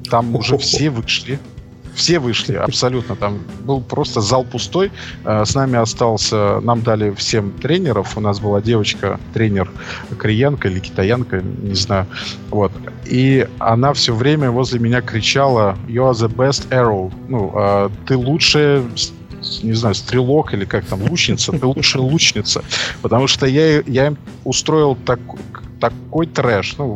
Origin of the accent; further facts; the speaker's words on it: Belarus; с нами играли два француза, я, белорус, это как в анекдоте уже пошло